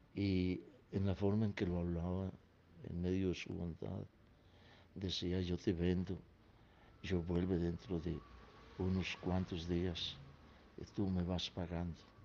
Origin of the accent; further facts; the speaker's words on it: Caldas, Colombia; Nací en Meguera, departamento de Caldas, de mi país Colombia, el 17 de diciembre de 1934.